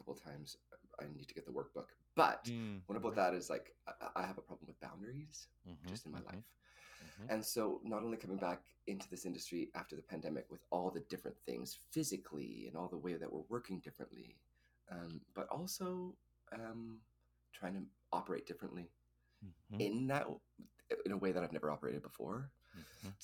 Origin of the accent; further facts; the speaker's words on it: Edmonton, Alberta, Canada; moved away; I'm from Edmonton